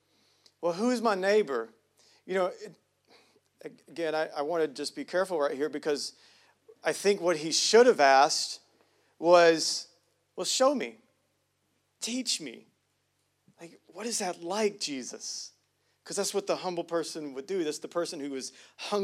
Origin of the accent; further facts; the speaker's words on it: United States; I'm from Hughley